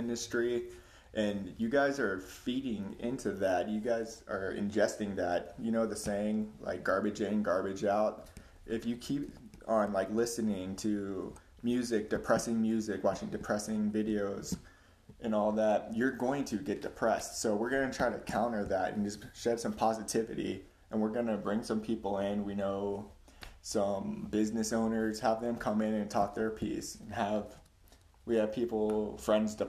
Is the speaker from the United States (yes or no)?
yes; Florida, United States; I'm from Florida. Yeah, there's a lot of fucking crazy people in Florida. I can attest to that 100%. And my family was kind of one of them. I had a very unstable childhood growing up